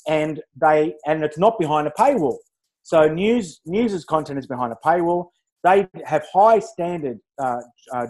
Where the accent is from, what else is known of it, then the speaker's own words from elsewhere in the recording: Wollongong, New South Wales, Australia; I'm from Wollongong